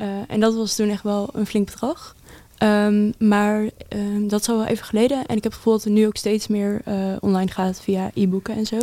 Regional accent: Netherlands; moved away as an adult; now in Enschede, Netherlands; Ik, eh, kom ongeveer met mijn ouders zo'n een uurtje van Enschede vandaan ongeveer

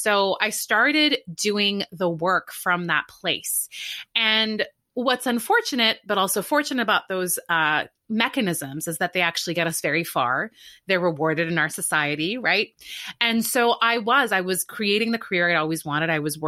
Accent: Canada; And so I grew up in Canada, went to a great school undergrad, and there I was kind of like a big fish in a little pond.

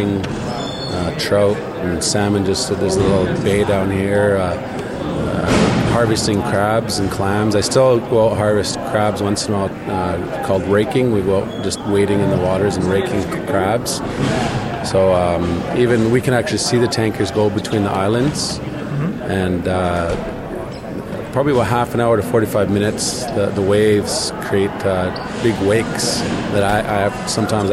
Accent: Tsleil-Waututh First Nation, British Columbia, Canada; I'm from Tsleil-Waututh First Nation here

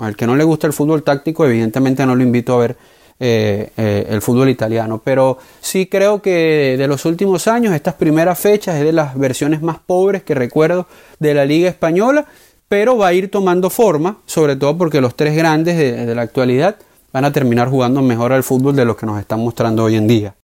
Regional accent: Venezuela; como venezolano

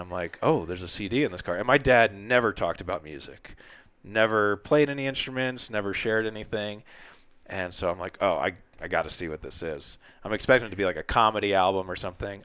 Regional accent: New Jersey, United States; growing up in Jersey

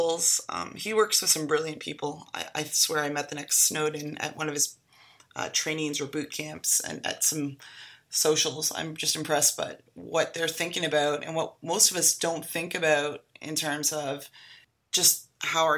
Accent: Canada; now in United States; I am a Canadian

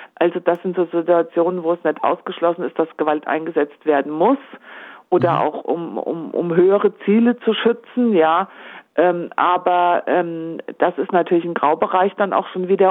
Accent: Homberg, Hesse, Germany; meine Heimatstadt Homberg Ohm

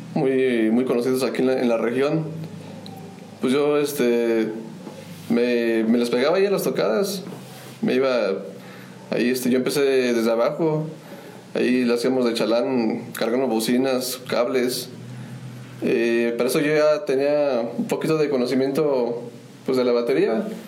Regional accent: Querétaro, Mexico; soy originario de, del estado de Querétaro

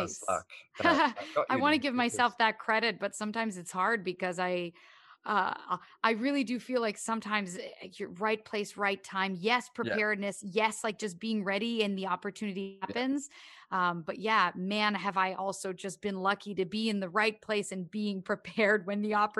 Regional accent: Canada; I mean, growing up in Canada, obviously it's helpful that I've known a bunch of Newfoundlanders.

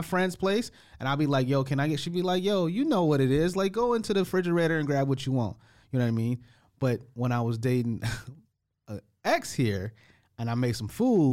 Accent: United States; moved away; I'm the American guy

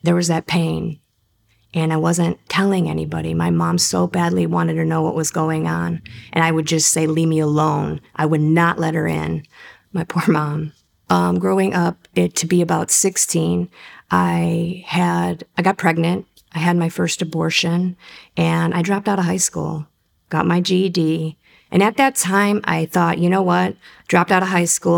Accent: Cleveland, Ohio, United States; I grew up in Cleveland, Ohio

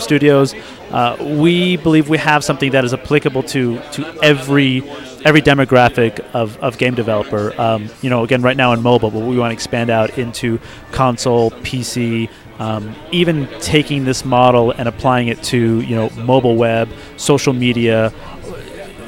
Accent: Texas, United States; moved away; I was originally from Texas

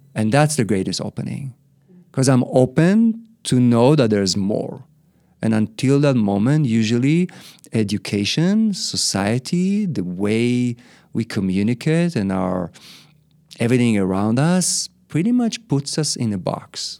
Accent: Israel; moved away as an adult; also born or lived in Australia; My parents brought me back to Israel, so I was raised in Israel most of my life

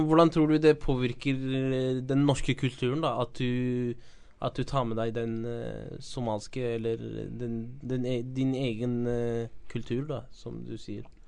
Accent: Norway; er født her i Norge

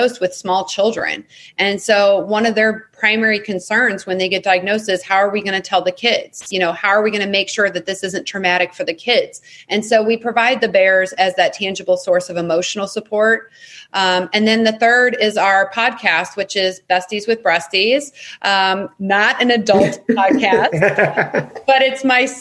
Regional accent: St. Louis, Missouri, United States; my hometown in St. Louis.

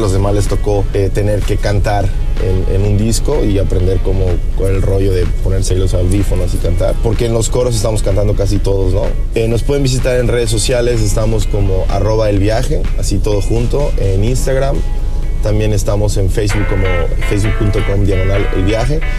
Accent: Mérida, Yucatán, Mexico; en Mérida, de donde somos nosotros originarios, somos, somos de Mérida

